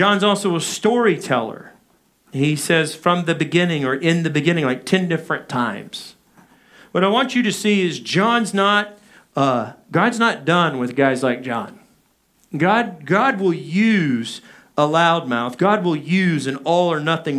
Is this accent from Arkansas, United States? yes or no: yes; Arkansas, United States; growing up in Arkansas, my dad